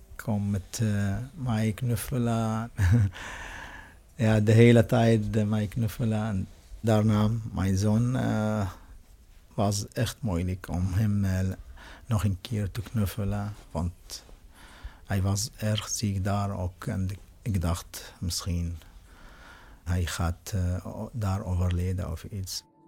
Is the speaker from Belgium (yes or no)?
no; Syria; Dutch is a second language; now in Netherlands; ik kom uit Syrië.